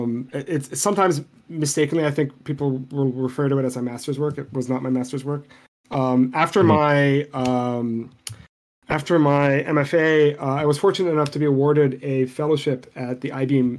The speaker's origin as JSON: {"language": "English", "town": "Beirut", "region": "Beirut Governorate", "country": "Lebanon", "tie": "born or raised there", "first_language": "Arabic", "second_language": "English", "said": "I grew up in Beirut, and I learned Arabic before I learned English. Like, it's my native language."}